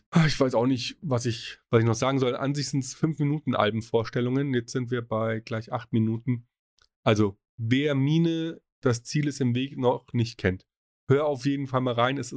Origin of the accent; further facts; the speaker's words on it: Munich, Bavaria, Germany; Ich meine, er ist Münchner, ich bin Münchner.